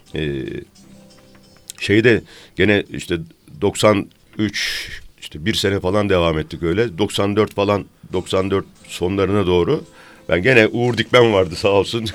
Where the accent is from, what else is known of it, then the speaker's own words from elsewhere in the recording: Isparta, Turkey; accent: Isparta; Şimdi ben Ispartalıyım